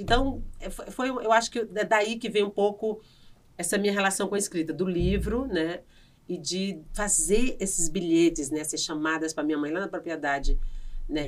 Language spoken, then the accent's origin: Portuguese; Piauí, Brazil; accent: Northeastern; moved away as an adult; also born or lived in Maranhão; eu saí do Piauí com 18 anos, eu saí de casa